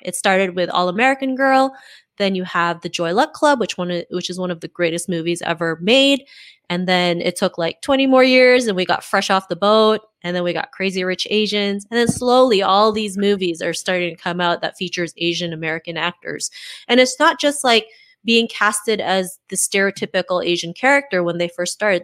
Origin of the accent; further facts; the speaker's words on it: Canada; also born or lived in Philippines; I was born in the Philippines and my parents moved to Canada when I was seven.